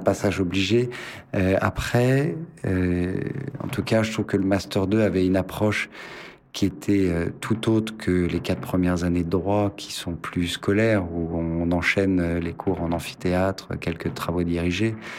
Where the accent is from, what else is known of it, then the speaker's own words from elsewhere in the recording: Dijon, Bourgogne-Franche-Comté, France; moved away as an adult; now in Paris, France; je suis né à Dijon, donc j'ai commencé mes études de droit à Dijon, fait mes quatre premières années